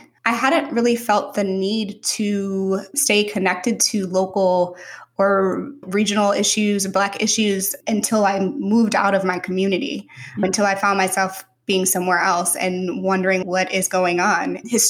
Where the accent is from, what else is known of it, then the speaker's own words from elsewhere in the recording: St. Louis, Missouri, United States; moved away as an adult; also born or lived in Mountain View, California; I'm from St. Louis, Missouri, born and raised there, and went to college in St. Louis at WashU. And I moved from WashU to Silicon Valley, to Mountain View, straight out of undergrad.